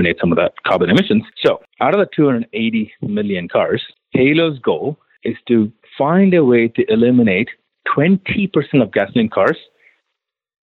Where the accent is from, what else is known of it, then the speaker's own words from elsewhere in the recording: Chennai, Tamil Nadu, India; now in United States; born and raised in India.